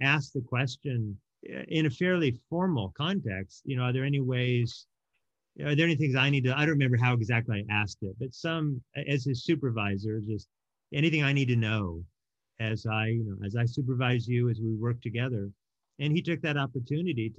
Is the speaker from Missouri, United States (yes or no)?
no; Oregon, United States; also born or lived in Hawaii; I ended up growing up in Oregon with my mom